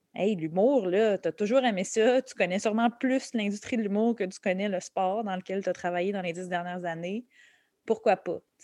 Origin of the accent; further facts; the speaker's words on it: Laval, Quebec, Canada; also born or lived in Montreal; je suis née à Montréal, je suis née à Hochelaga Maisonneuve. Euh, j'ai passé les six premières années de ma vie ici, puis après ça, on a déménagé euh, à Laval, en banlieue